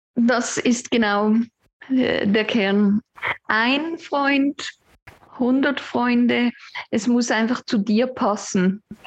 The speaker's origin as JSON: {"language": "German", "town": "Aesch", "region": "Basel-Landschaft", "country": "Switzerland", "tie": "born or raised there", "also_born_or_lived": "Olten", "moved": "as an adult", "said": "Ich bin in Asch bei Basel aufgewachsen oder eben noch ein paar sonstige Gemeinden"}